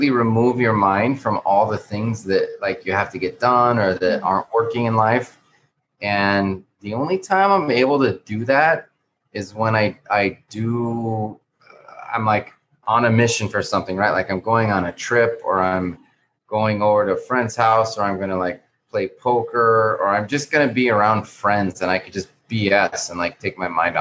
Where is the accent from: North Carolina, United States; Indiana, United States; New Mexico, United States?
New Mexico, United States; now in Miami, United States; Like I'm from New Mexico, right?